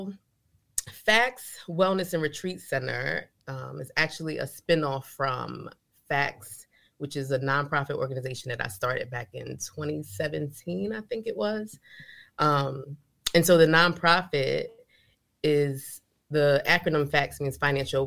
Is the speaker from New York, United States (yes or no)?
yes; New York City, New York, United States; accent: New York; also born or lived in Bronx, New York; now in Fayetteville, United States; I grew up in New York and we didn't talk about finances in my household